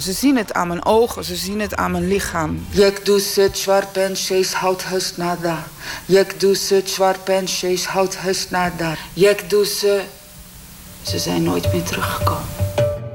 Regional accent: Netherlands

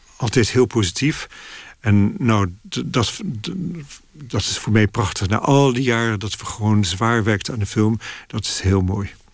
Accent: Netherlands; moved away as an adult; now in London, United Kingdom; Dus ik groeide in een heel Nederlandse sfeer. We spraken Frans en Nederlands thuis

